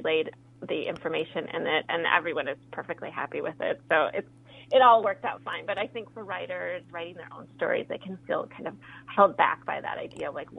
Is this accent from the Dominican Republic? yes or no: no; Minnesota, United States; first language Spanish; also born or lived in Colombia; I had been born in Colombia, and my mom got divorced when I was 2 and brought me back to Minnesota.